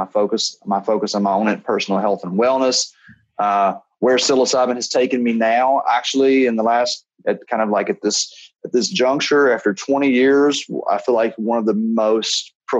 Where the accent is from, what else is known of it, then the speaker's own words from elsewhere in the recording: Kentucky, United States; Growing up in Kentucky, you know, it's just whiskey everywhere, bourbon country. And I grew up like around the corner from distillery